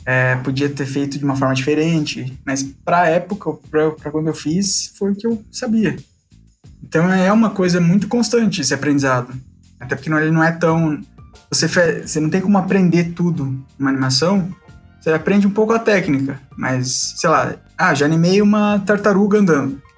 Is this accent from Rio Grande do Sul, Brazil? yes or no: no; Curitiba, Paraná, Brazil; Eu sou curitibano